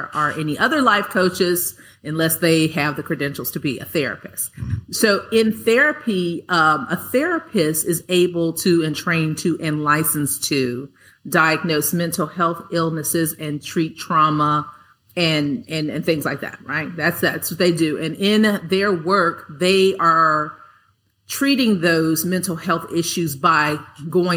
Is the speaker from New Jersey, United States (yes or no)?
no; Los Angeles, California, United States; I grew up in South Central, South Los Angeles